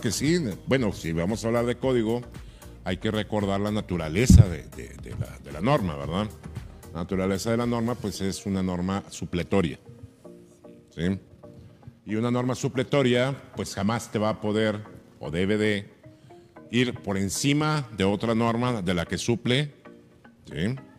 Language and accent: Spanish; Mazatlán, Sinaloa, Mexico; now in Ensenada, Mexico; mi pueblo, que es Mazatlán